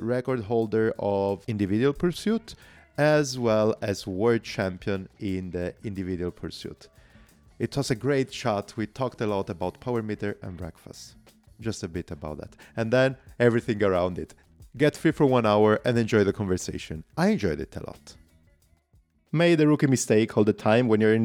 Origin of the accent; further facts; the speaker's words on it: Italy; accent: Italian; English is a second language; So my accent is pretty clear, and I told you basically I'm Italian